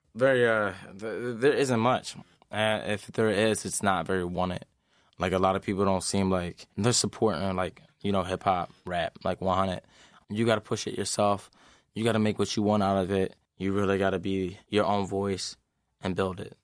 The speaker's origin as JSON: {"language": "English", "town": "Philadelphia", "region": "Pennsylvania", "country": "United States", "also_born_or_lived": "Lansing, Michigan", "moved": "yes", "said": "I'm from Philadelphia"}